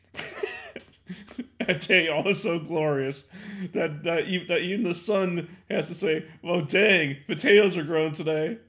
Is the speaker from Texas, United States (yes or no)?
no; Illinois, United States; I'm from Illinois